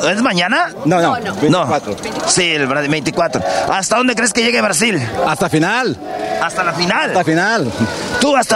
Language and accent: Spanish; Guadalajara, Jalisco, Mexico; now in Bakersfield, United States; De Guadalajara, somos de Guadalajara. ¿Cuánto tiempo viviendo en Bakersfield? Uh, ah, 10 años, diez años.